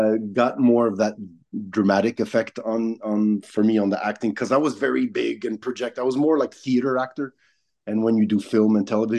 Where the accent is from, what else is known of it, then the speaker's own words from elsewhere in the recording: Canada; If it's gonna be too hard to do in the States as a Canadian, might as well just keep it in Canada and go to the Canadian Hollywood, basically.